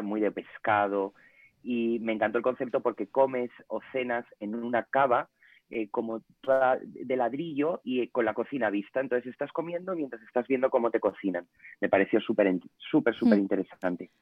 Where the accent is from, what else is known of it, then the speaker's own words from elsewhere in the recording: Ponferrada, Castile and León, Spain; moved away as an adult; now in Madrid, Spain; yo soy de Ponferrada, de León, pero llevo 11 años en Madrid